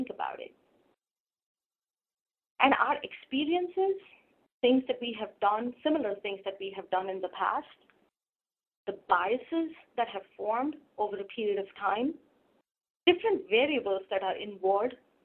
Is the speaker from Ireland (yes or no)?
no; India; Growing up in India